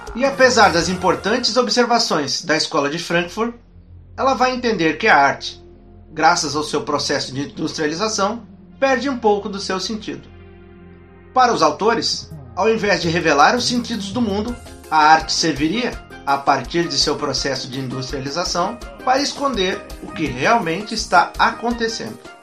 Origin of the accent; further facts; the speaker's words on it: Brazil; nós próprios, enquanto brasileiros